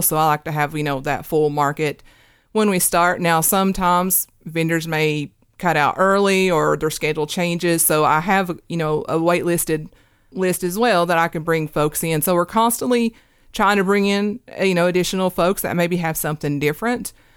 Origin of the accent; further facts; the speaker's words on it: Hurley, Virginia, United States; now in Kingsport, United States; I'm from Southwest Virginia. My hometown's in Hurley, Virginia